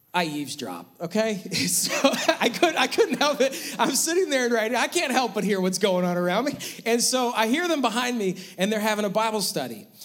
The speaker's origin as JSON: {"language": "English", "region": "Western New York", "country": "United States", "tie": "born or raised there", "said": "growing up in Western New York"}